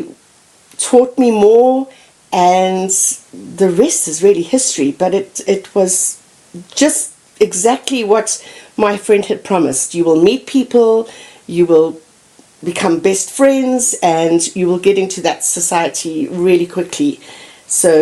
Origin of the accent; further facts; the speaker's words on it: Zimbabwe; moved away as an adult; also born or lived in Botswana; now in Fort Collins, United States; growing up in Zimbabwe